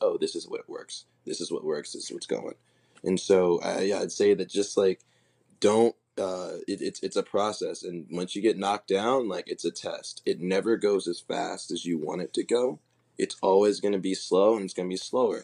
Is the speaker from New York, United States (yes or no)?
no; Oakland, California, United States; me growing up in Oakland, me growing up in Silicon Valley